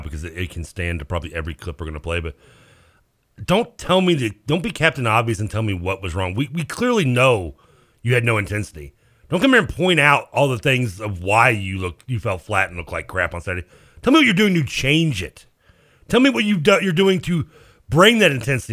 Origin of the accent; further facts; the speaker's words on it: Louisville, Kentucky, United States; I'm from Louisville